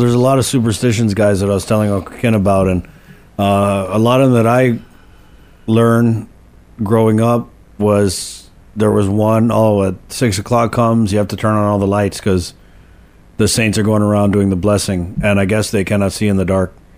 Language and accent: English; Guam; we grew up in Molesto and Canani Road